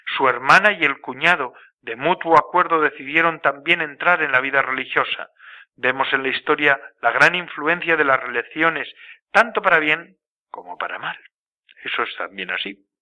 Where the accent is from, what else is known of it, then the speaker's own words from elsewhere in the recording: a village near Guernica, Biscay, Basque Country, Spain; vizcaíno de Guernica, de muy cerquita de mi pueblo de donde nací yo